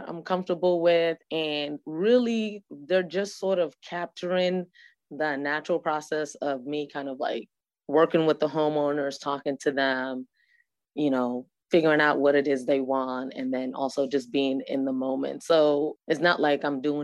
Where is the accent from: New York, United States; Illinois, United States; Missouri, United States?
New York, United States; New York City; also born or lived in Trinidad; now in Atlanta, United States; I was born and raised in New York. I moved to Atlanta like in 1992.